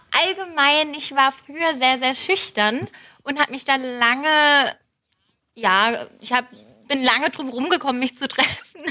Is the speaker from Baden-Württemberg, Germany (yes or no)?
yes; Lahr, Baden-Württemberg, Germany; bei uns